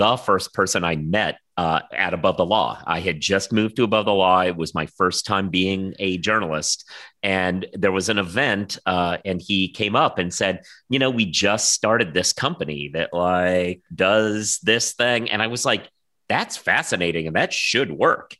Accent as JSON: {"language": "English", "region": "West Coast", "country": "United States", "moved": "yes", "said": "I'm originally from the West Coast"}